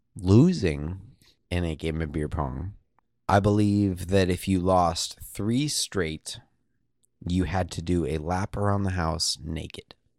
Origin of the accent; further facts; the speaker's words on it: Eugene, Oregon, United States; growing up in Eugene, uh, University of Oregon